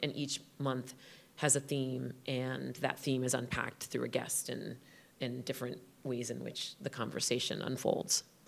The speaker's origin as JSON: {"language": "English", "town": "Westerly", "region": "Rhode Island", "country": "United States", "tie": "born or raised there", "said": "\"Where did you grow up?\" I said, \"Rhode Island.\""}